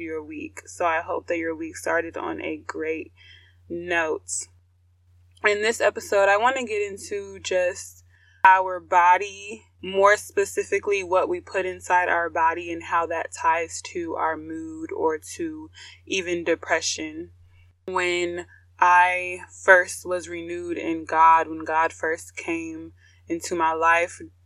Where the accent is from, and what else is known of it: United States